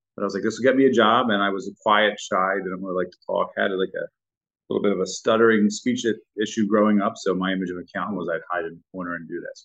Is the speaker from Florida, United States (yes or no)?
no; Philadelphia, Pennsylvania, United States; I grew up in Port Richmond, and we have five churches within eight blocks